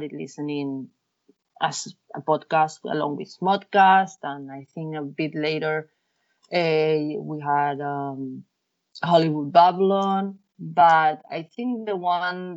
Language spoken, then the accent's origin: English; León, Castile and León, Spain; moved away as an adult; now in Barcelona, Spain; I was born in a city called León